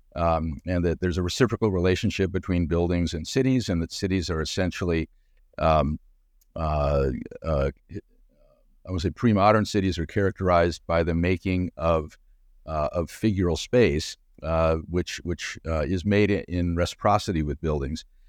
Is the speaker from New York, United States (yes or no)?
no; Southern California, United States; moved away as an adult; also born or lived in Chicago; I'm from Chicago originally, but moved to the West Coast when I was six years old, and, and so grew up in Southern California